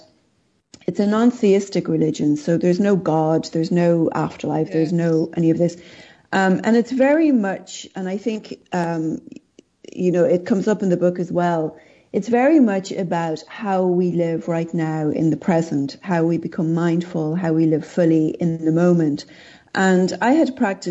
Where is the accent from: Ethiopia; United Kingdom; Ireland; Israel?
Ireland; I grew up in Ireland and I was raised Catholic